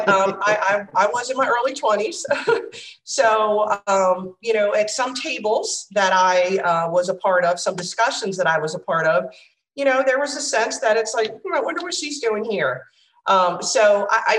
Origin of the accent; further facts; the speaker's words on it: Charles County, Southern Maryland, United States; I am a Southern Maryland girl born in Charles County, seventh generation, born here